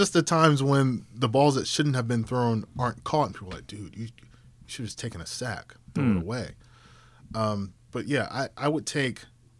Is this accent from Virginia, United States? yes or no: yes; Virginia, United States; Like, since I was a little kid growing up in Virginia, I've been a Washington fan.